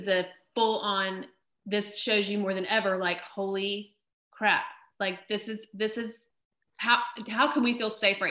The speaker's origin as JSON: {"language": "English", "country": "United States", "said": "As an American citizen"}